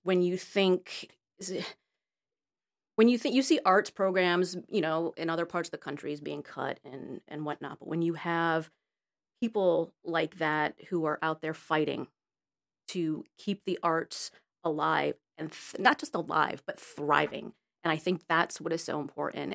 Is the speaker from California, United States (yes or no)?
no; Connecticut, United States; moved away as an adult; also born or lived in Florida / New York; now in Los Angeles, United States; I was raised in Connecticut